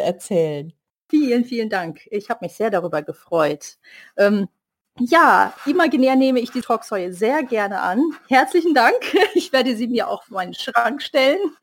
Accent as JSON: {"language": "German", "town": "Duisburg", "region": "North Rhine-Westphalia", "country": "Germany", "tie": "born or raised there", "said": "hier in meiner Heimatstadt gestartet, jetzt hier in Duisburg"}